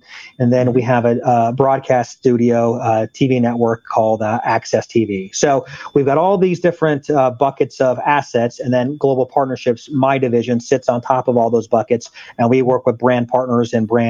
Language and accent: English; Solana Beach, California, United States; San Diego is my hometown. I grew up in a spot called Solana Beach, which is right around Del Mar, La Jolla